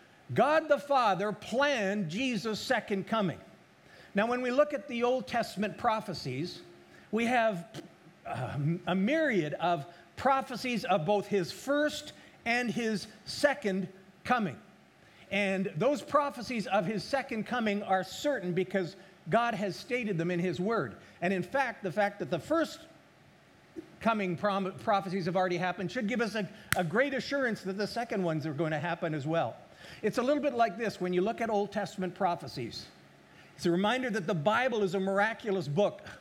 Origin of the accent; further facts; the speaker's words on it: Alberta, Canada; moved away; I was raised in Alberta, Canada.